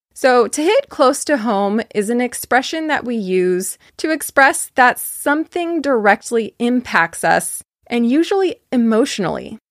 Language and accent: English; Fairfield, California, United States; I am from California, as you probably know by now. I grew up in a city called Fairfield